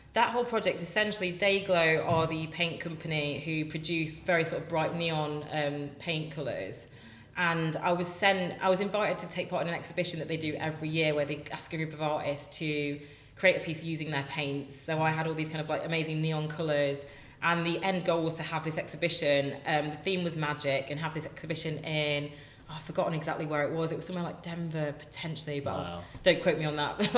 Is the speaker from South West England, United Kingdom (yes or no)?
no; Nottingham, East Midlands, United Kingdom; moved away; also born or lived in Manchester; I grew up in Nottingham and I studied in Manchester